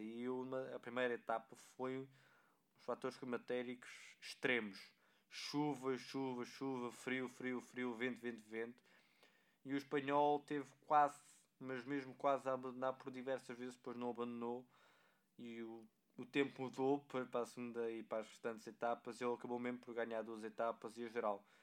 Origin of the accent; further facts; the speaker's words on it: Portugal; enquanto portugueses